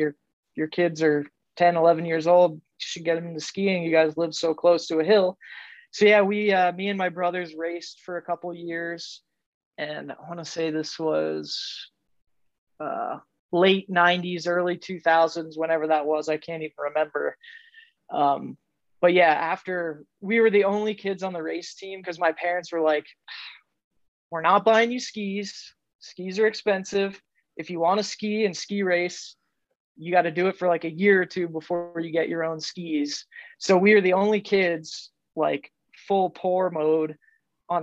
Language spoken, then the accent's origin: English; central Pennsylvania, United States; I grew up in Pennsylvania, central PA, like Amish farmland